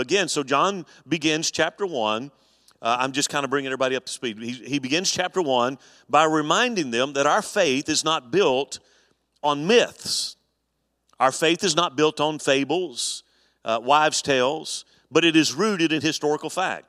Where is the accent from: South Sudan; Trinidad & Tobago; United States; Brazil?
United States; Alabama; moved away; when I grew up in Alabama, our church was really heavily involved in camp